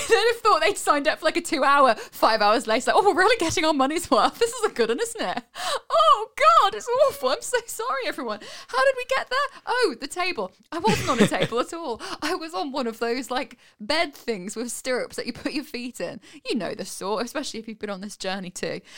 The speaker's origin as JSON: {"language": "English", "country": "United Kingdom", "said": "we're British"}